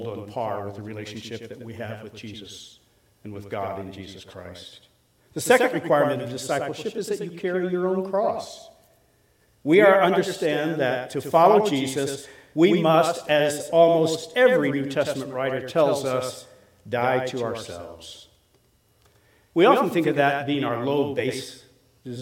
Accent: Collinsville, Illinois, United States; I grew up in Collinsville, at least I went to high school in Collinsville, Illinois.

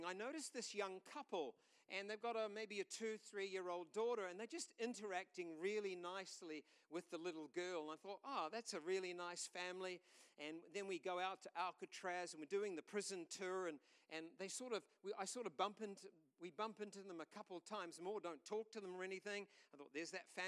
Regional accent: New Zealand; we're from New Zealand

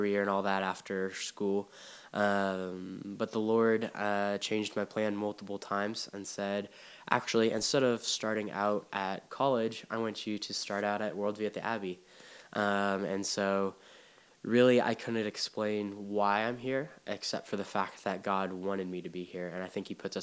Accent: Waco, Texas, United States; I am from Waco, Texas. I was born and raised in Texas

